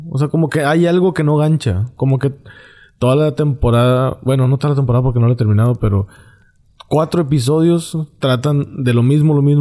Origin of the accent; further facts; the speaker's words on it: Monterrey, Nuevo León, Mexico; y no es porque yo sea de Monterrey, y van a decir, eh, pinche regio. No, yo no soy de San Pedro